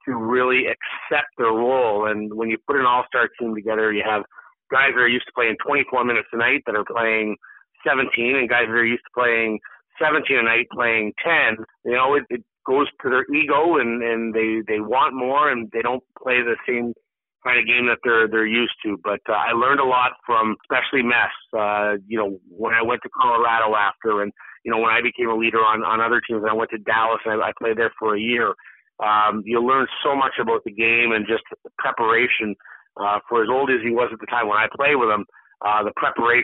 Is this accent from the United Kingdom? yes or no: no; Canada; a Canadian hockey player growing up